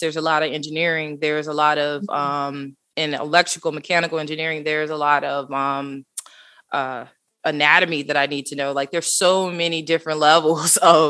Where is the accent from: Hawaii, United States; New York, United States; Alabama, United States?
Alabama, United States; Huntsville; now in Atlanta, United States; I grew up in Huntsville, Alabama. I am the only one out of my siblings and my parents that were actually born in Alabama.